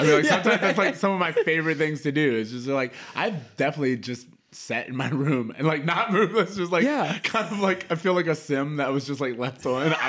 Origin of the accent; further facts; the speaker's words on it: Florida, United States; I grew up in Florida, so huge football state.